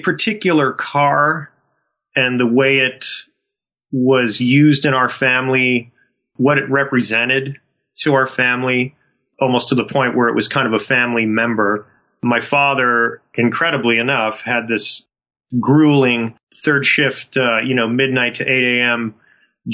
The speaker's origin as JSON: {"language": "English", "town": "Buffalo", "region": "New York", "country": "United States", "tie": "born or raised there", "said": "I'm born and raised in Buffalo, New York, son of a factory worker, auto worker"}